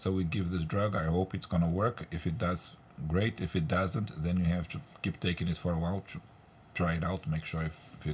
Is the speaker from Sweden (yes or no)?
no; Brazil; moved away; I'm originally from Brazil